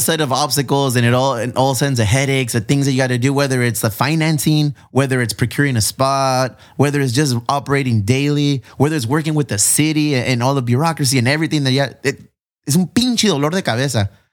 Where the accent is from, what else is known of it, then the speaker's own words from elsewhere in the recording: National City, California, United States; I'm Mexican. I grew up in National City